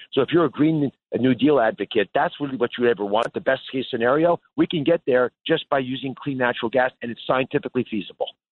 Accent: United States; as an American

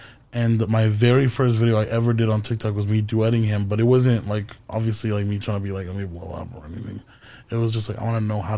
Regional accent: Hanford, California, United States; now in Los Angeles, United States; I'm from Hanford near Fresno, so like I grew up knowing all the cities around.

